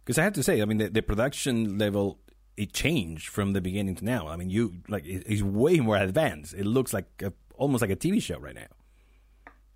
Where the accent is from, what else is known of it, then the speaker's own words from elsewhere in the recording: Chile; I'm from Chile